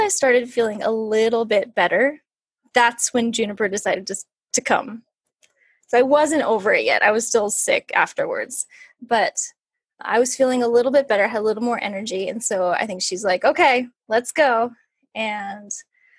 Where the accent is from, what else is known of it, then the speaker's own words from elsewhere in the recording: California, United States; also born or lived in New York; we moved back home to California from New York